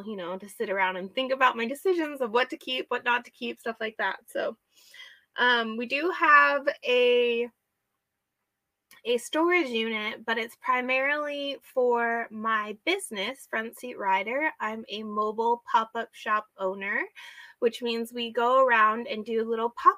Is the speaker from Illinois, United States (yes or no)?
no; Snohomish County, Washington, United States; also born or lived in Whatcom County, Washington; I'm a Washington native. I grew up and I was born and raised in Washington State. I grew up in the Snohomish County area